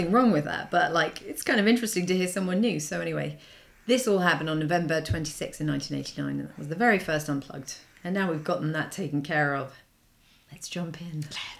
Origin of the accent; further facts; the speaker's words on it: Texas, United States; I was just thinking as a Texan.